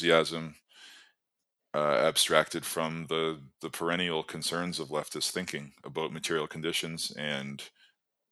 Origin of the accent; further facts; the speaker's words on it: Canada; moved away as an adult; now in Ireland; I'm Canadian, but I moved to Ireland last year for work.